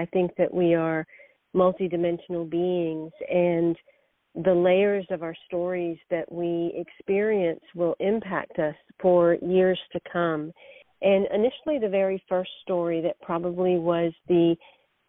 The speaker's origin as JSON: {"language": "English", "region": "the South", "country": "United States", "tie": "born or raised there", "said": "I am of Indian background. I've grown up in the South"}